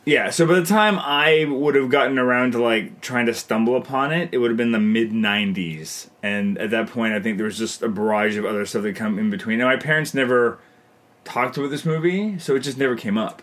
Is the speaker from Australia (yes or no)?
no; Canada; I'm Canadian filmmaker